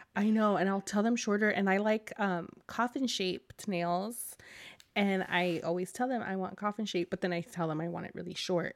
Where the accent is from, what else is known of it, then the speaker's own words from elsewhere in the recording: California, United States; I'm a Californian